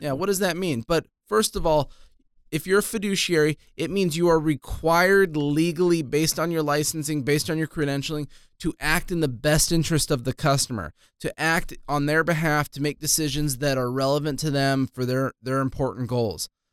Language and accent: English; Ventura, California, United States; moved away as an adult; also born or lived in Palm Desert, California; I grew up in Ventura, I moved away when I joined the Army.